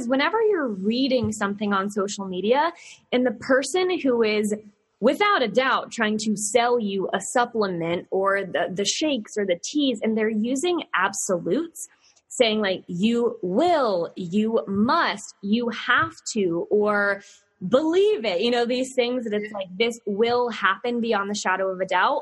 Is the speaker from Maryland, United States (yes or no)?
no; Virginia, United States; I'm here from Virginia with all my sayings